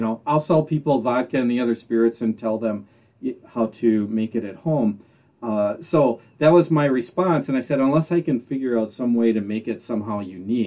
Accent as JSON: {"language": "English", "area": "Southern Door County", "region": "Wisconsin", "country": "United States", "tie": "born or raised there", "said": "I grew up in Southern Door County, around cherry orchards."}